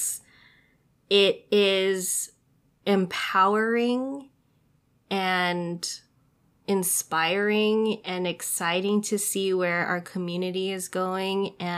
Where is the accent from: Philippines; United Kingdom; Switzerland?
Philippines; it feels so unheard of that I'm doing it as a Filipino in my family.